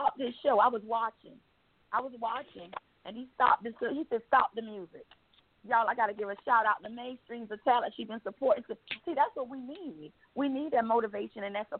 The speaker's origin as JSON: {"language": "English", "town": "Savannah", "region": "Georgia", "country": "United States", "also_born_or_lived": "Atlanta, Georgia / Macon, Georgia / Warner Robins, Georgia", "moved": "yes", "said": "I'm from Savannah, Georgia. That's where I'm originally from"}